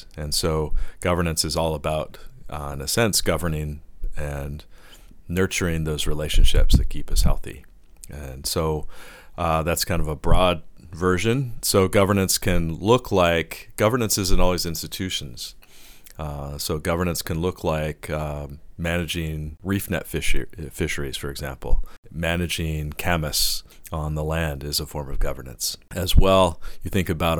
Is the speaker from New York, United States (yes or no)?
no; Cherokee Nation, Oklahoma, United States; now in Victoria, Canada; I'm from the Cherokee Nation in Oklahoma